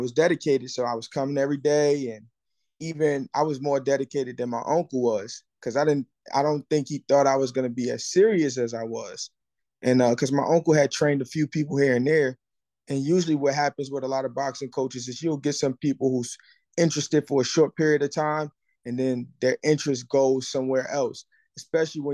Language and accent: English; Newark, New Jersey, United States; moved away; I'm originally from Newark, New Jersey